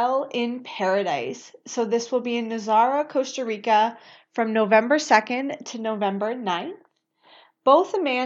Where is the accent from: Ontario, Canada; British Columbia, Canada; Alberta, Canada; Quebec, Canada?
Ontario, Canada; Scarborough; also born or lived in Pickering; I grew up in Scarborough, but I lived in Pickering for 12 years.